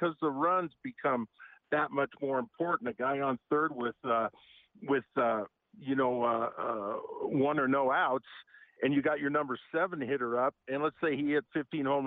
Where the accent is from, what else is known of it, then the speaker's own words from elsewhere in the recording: Portland, Oregon, United States; also born or lived in Moraga, California; I'm born and raised in Portland, Oregon, but I lived in Moraga, California in sixth grade